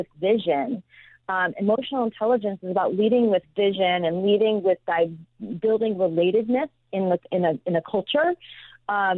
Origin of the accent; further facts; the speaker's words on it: Midwest, United States; moved away; I grew up in the Midwest